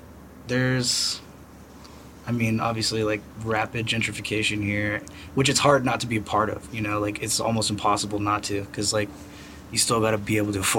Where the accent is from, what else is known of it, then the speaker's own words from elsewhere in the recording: Austin, Texas, United States; Well, yeah, Texas is extremely conservative and Christian, and we have a lot of guns, a lot of racism.